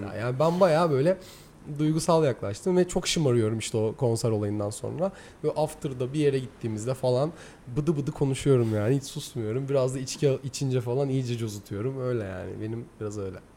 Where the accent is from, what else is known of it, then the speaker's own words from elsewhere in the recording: Zonguldak, Turkey; Ben Zonguldaklıyım